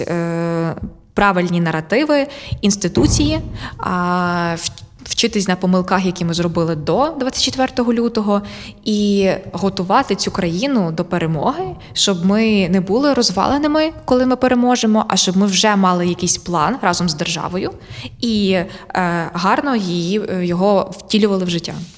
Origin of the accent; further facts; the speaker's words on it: Ukraine; я українка